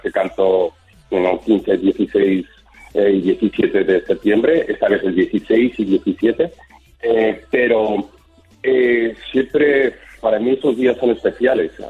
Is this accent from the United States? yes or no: yes; Miami, Florida, United States; accent: mixed; also born or lived in Spain; mi acento está un poquito mezclado porque me he criado en Miami